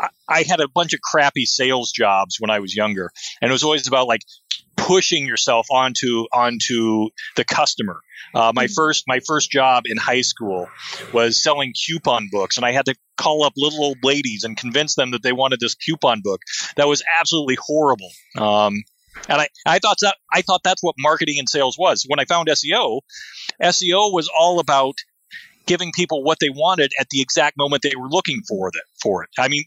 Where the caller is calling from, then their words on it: Seattle, Washington, United States; I'm talking from Seattle, Washington, and it is a typical June cloudy day.